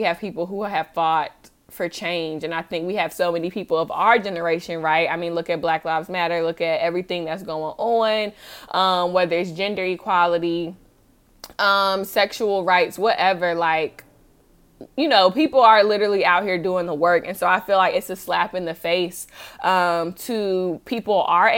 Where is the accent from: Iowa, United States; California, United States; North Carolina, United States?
North Carolina, United States; Charlotte; I'm from Charlotte, obviously, you know, from going to college there and everything